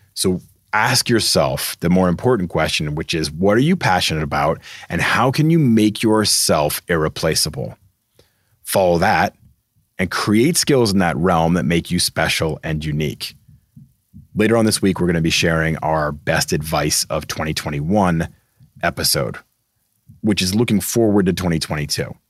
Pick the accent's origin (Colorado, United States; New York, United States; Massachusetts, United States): Massachusetts, United States; I'm from Massachusetts